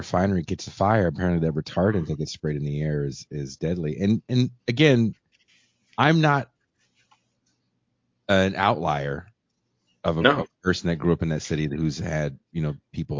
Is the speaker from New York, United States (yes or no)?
no; Richmond, California, United States; I'm from Richmond, California.